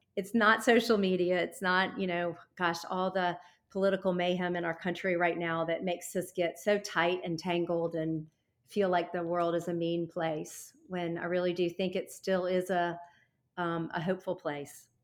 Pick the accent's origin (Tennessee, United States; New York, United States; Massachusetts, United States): Tennessee, United States; Nashville; I come from Nashville